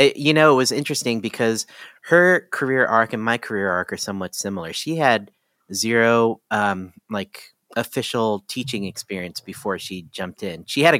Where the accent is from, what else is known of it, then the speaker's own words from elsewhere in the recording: Ohio, United States; also born or lived in Washington, D.C.; No, I was born in Washington, D.C., but I grew up in Ohio.